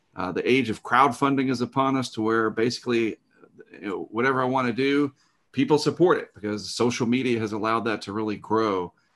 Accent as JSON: {"language": "English", "region": "Eastern North Carolina", "country": "United States", "tie": "born or raised there", "said": "I grew up in Eastern North Carolina"}